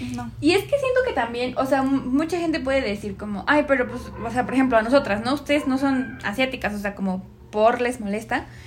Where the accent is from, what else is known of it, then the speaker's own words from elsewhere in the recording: Mexico; somos de México